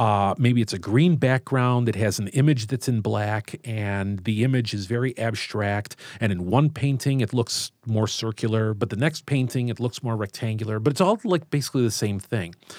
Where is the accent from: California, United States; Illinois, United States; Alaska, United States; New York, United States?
Illinois, United States; Chicago; I grew up in Chicago and, uh, went to Saint Lawrence High School and have always worked around here, so I'm, I'm part of the Southwest side